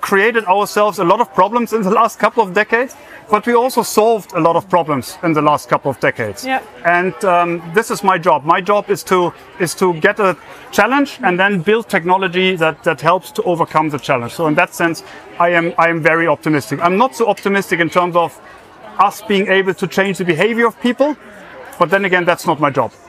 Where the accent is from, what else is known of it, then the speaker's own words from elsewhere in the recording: Germany; accent: German; English is a second language; moved away as an adult; also born or lived in United States; now in Trondheim, Norway; as you might have heard from my accent, I'm German.